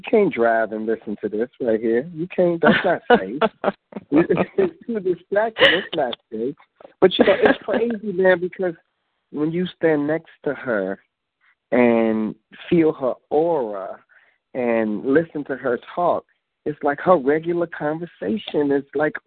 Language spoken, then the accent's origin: English; Chicago, Illinois, United States; I'm from the south side too, Englewood